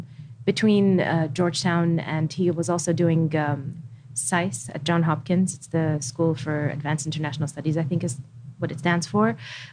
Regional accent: Khobar, Eastern Province, Saudi Arabia; also born or lived in Riyadh; I was born in Riyadh and then we moved to Khabar, which is in the north of Saudi, where the air base is, and my father was a fighter pilot. So we were there up until I was 6 years old.

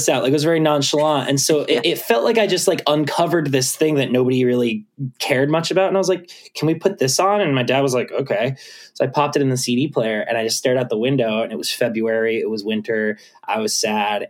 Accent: Litchfield, Connecticut, United States; I grew up in Connecticut

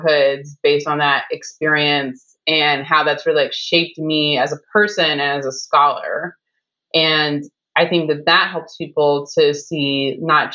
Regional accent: Chicago, Illinois, United States; I'm from the South Side of Chicago

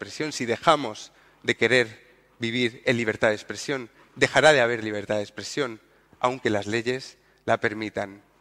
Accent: Andalusia, Spain; Yo no soporto que se metan con mi, región. Yo soy andaluz

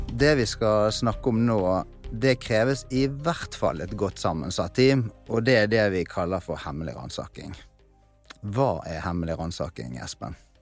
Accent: Bergen, Vestland, Norway; accent: Bergen dialect; så hører de kanskje på dialekten min at det er fra Bergen

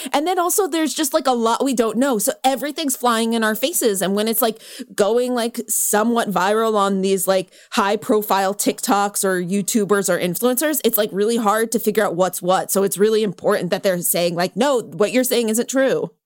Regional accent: California, United States; I grew up in California

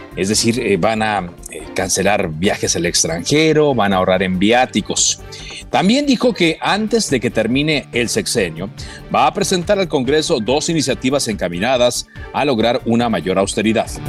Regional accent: Mexico; Yo soy ciudadano mexicano y pago impuestos en este país

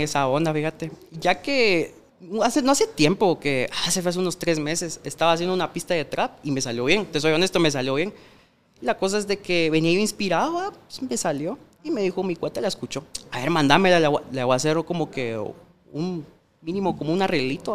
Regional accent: Mixco, Guatemala Department, Guatemala; yo crecí en la Santa Marta. No sé si conoces, es por zona 5 de Mixco

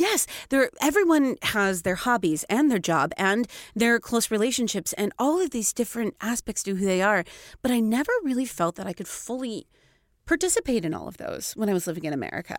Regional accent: Seattle, Washington, United States; moved away as an adult; also born or lived in Florida; now in Stockholm, Sweden; I'm from Seattle

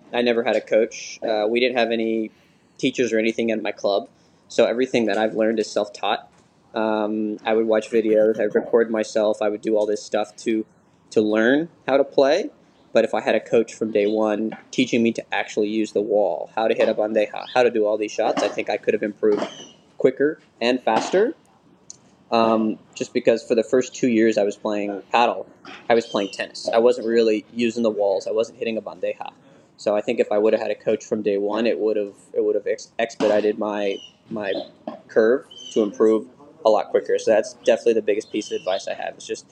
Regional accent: Dallas, Texas, United States; So I grew up playing tennis in Dallas, Texas at T-Barn Racquet Club

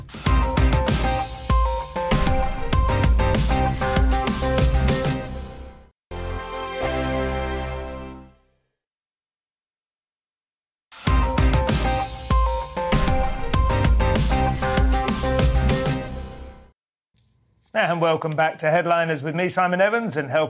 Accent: England, United Kingdom; an English comedian

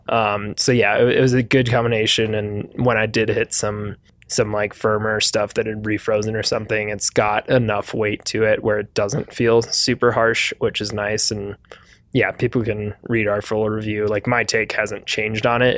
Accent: Wisconsin, United States; moved away; I'm from Wisconsin

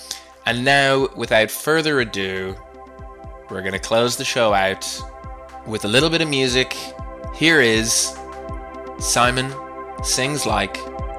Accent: Canada; accent: Canadian; I will not inflict the misery of my Canadian accent on the rest of the world anymore.

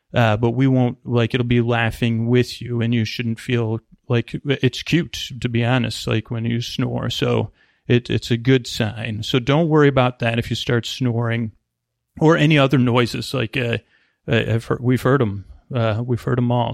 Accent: East Coast, United States; now in Bay Area, United States; I grew up on the East Coast

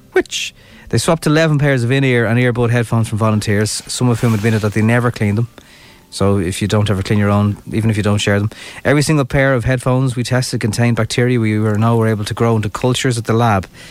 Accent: Ireland

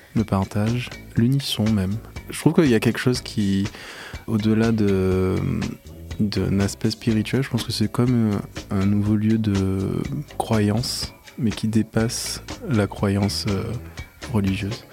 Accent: Saint-Claude, Guadeloupe; moved away; also born or lived in Paris; je suis né à Paris de parents guadeloupéens. Ils sont rentrés en Guadeloupe, je crois que j'ai un peu plus d'un an. Donc j'ai vécu 17 ans en Guadeloupe dans la région de Basse-Terre, à Saint-Claude

